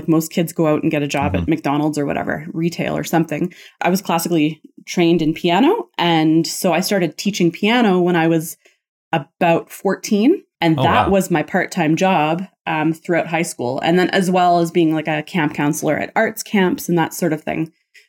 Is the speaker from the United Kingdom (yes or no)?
no; Kitchener, Ontario, Canada; I was born in Kitchener, Waterloo, Ontario.